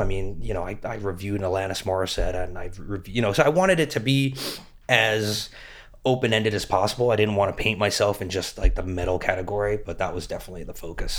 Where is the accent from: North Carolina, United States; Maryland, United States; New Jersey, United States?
New Jersey, United States; Metuchen; moved away as an adult; also born or lived in Los Angeles; I'm from Metuchen